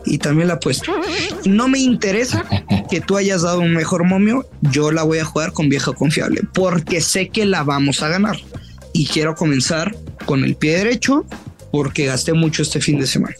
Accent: northern Mexico, Mexico; Como buen norteño

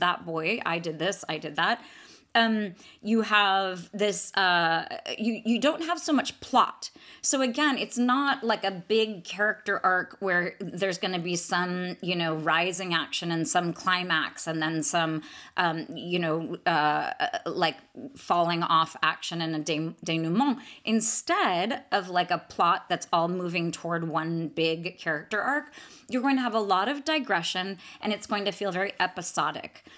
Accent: Atherton, California, United States; my hometown of Atherton. So, Atherton, California.

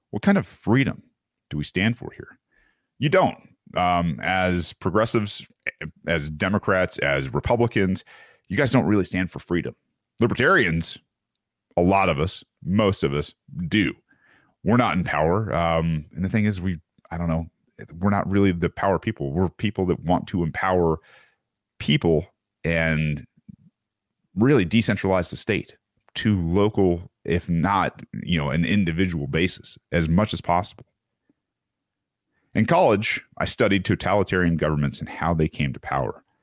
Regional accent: San Francisco, California, United States; This is my hometown. I think it's very special. San Francisco used to mean something, it stood for something. I was proud to be from here.

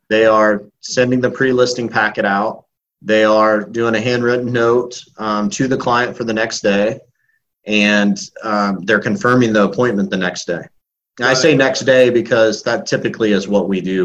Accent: Illinois, United States; moved away as an adult; now in Tampa, United States; I grew up in Illinois, moved to Florida in 2001, knowing two people

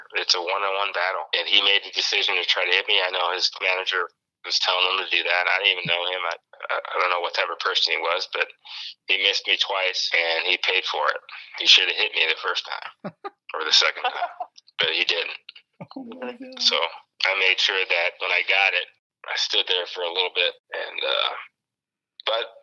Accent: Chicago, Illinois, United States; now in Arizona, United States; Mike Cameron was one guy that I watched growing up in Chicago

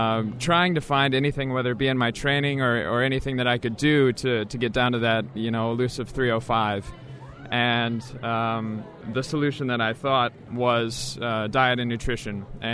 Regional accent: Logan, Utah, United States; I'm from Logan, Utah.

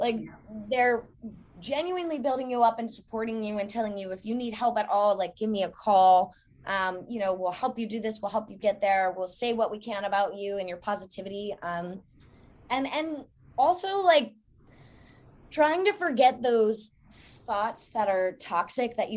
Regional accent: Newport News, Virginia, United States; now in Norfolk, United States; I was born in Newport News

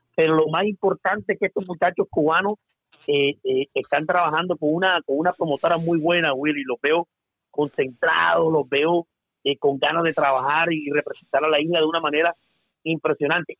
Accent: Colombia; now in Dubai, United Arab Emirates; yo soy colombiano, hace 35 años me vine para acá, para, para Dubái, soy colombiano

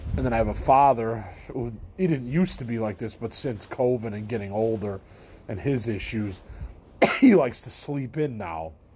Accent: Midwest, United States; I'm from the Midwest of the you know United States.

